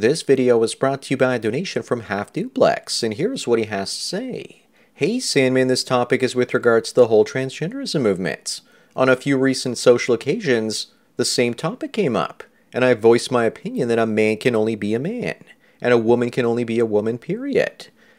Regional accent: California, United States; I'm a black male in my mid-30s, growing up in Southern California, in a small mountain town, mostly white.

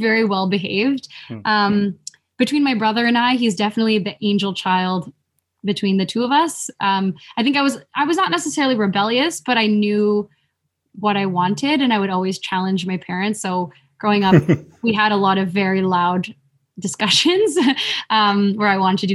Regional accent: Vancouver, British Columbia, Canada; also born or lived in Philippines; I came to Canada at a very young age, I had only spent so much time in the Philippines

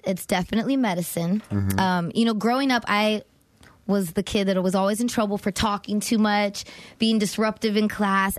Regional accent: California, United States; Yep. From the Valley.

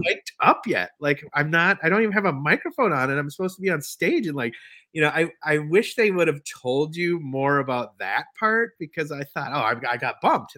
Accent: Minneapolis, Minnesota, United States; moved away as an adult; now in Bayfield County, United States; I was from Minneapolis.

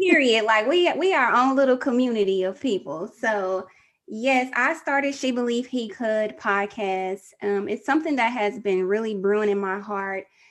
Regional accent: Texas, United States; I'm from Texas

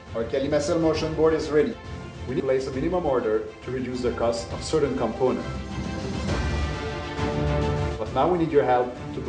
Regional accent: Canada; accent: French-Canadian; As you notice from our French accent, we're from Canada.

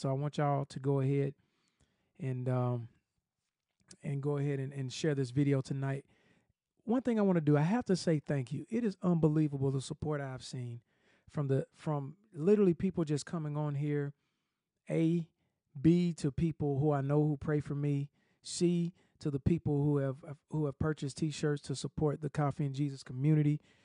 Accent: Atlanta, Georgia, United States; now in Nashville, United States; I'm from Atlanta

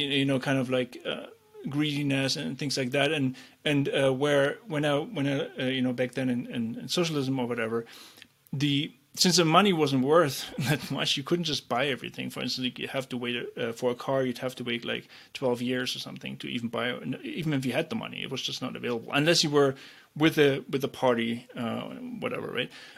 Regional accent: East Germany, Germany; I grew up in East Germany

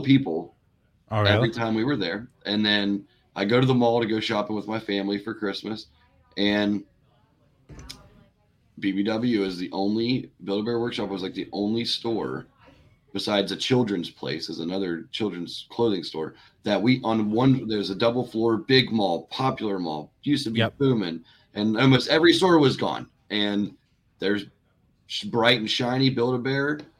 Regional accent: Cincinnati, Ohio, United States; I grew up in Cincinnati

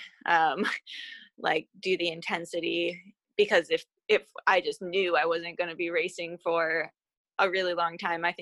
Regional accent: United States; as an American

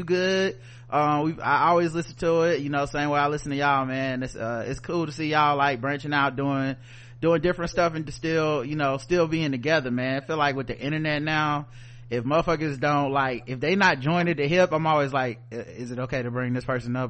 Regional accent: the South, United States; I'm from the South, and the South got something to say.

